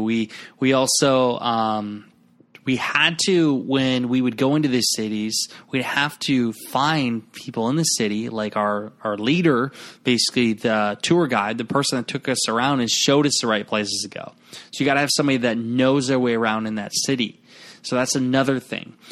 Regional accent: Garnavillo, Iowa, United States; my hometown, uh, where I'm recording now in Garnerville, Iowa.

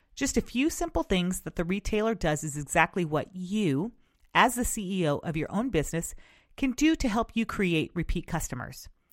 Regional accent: West Coast, United States; since I am from the West Coast, I grew up experiencing excellent customer service

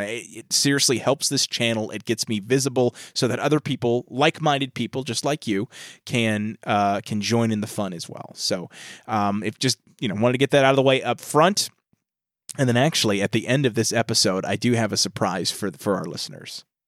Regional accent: New York, United States; we're from New York

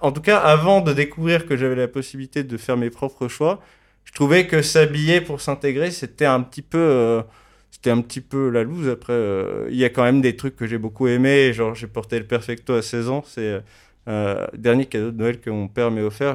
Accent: Paris, Île-de-France, France; j'ai grandi dans le Marais à Paris

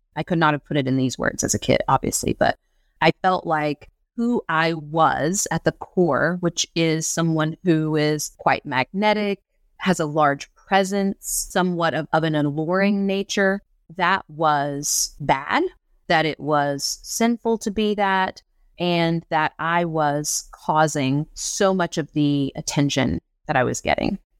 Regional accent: Southern West Virginia, United States; growing up in Southern West Virginia

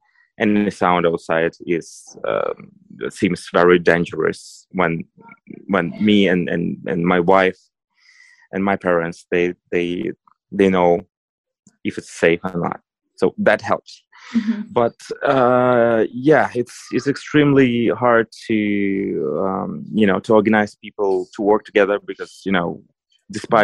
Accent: Donetsk, Donetsk Oblast, Ukraine; English is a second language; moved away as an adult; I'm originally from Donetsk, so I already evacuated

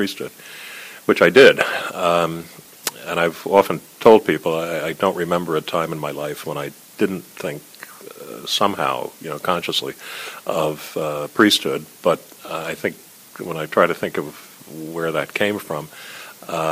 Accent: Elizabeth, New Jersey, United States; also born or lived in Westfield; I was born in Elizabeth and grew up there

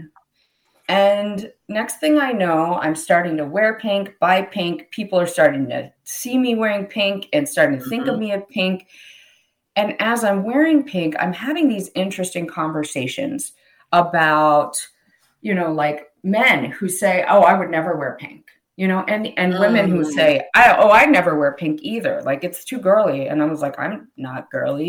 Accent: Pennsylvania, United States; I grew up in Pennsylvania

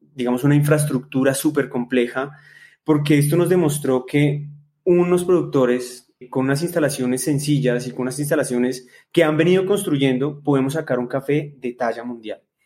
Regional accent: Colombia; nosotros como colombianos

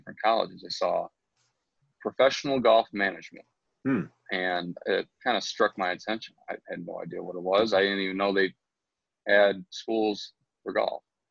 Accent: St. Clair Shores, Michigan, United States; also born or lived in Grosse Pointe / Eastpointe; we got out of East Pointe when I was 4 and moved to St. Clair Shores, and from there I went to Lakeshore in high school, Kennedy Rogers, so I kind of stayed in Lakeshore's district throughout my childhood

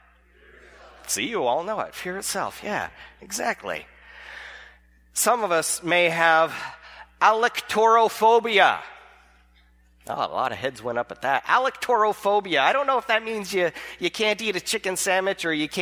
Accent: California, United States; I'm from California

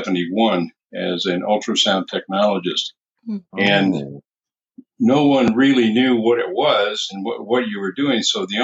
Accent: Arizona, United States; moved away as an adult; also born or lived in San Diego; I moved all over the country, getting better jobs and getting higher pay until I finally settled down back in my home state of Arizona.

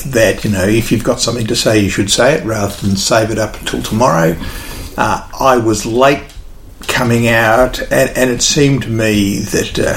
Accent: Lockington, Victoria, Australia; now in Echuca, Australia; I grew up on a dairy farm out west of Lockington

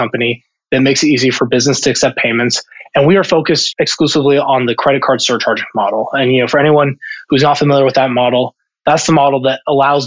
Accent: Columbus, Ohio, United States; moved away as an adult; I'm originally from Columbus, Ohio, born and raised. I actually grew up just a couple of miles north of Ohio State's campus

